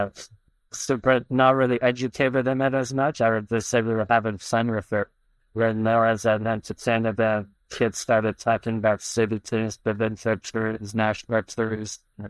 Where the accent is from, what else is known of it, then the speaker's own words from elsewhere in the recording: Toronto, Ontario, Canada; moved away as an adult; also born or lived in Mashhad, Iran; now in United States; So I was born in Iran in a city called Meshed. And then when I was 6, moved to Toronto, Canada, and grew up mostly in Canada and now the U.S.